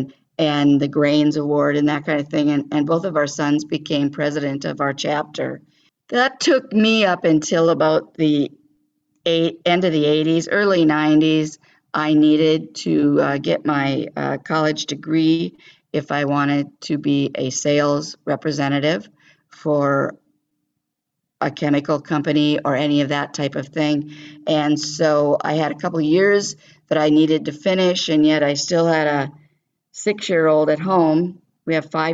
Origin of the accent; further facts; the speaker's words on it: California, United States; moved away as an adult; I was raised in California, not on a farm.